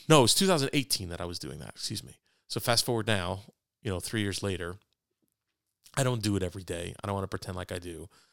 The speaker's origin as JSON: {"language": "English", "town": "New York City", "region": "New York", "country": "United States", "tie": "born or raised there", "also_born_or_lived": "Fort Wayne", "moved": "yes", "said": "I was born on Lower East Side of Manhattan"}